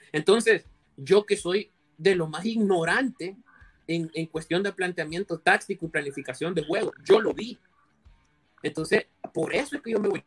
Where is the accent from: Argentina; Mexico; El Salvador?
El Salvador; como salvadoreños